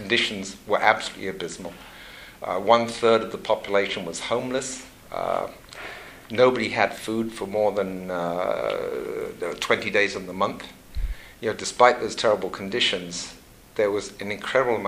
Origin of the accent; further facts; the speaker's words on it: Saskatchewan, Canada; moved away as an adult; also born or lived in Mozambique; now in Ottawa, Canada; I grew up in Saskatchewan.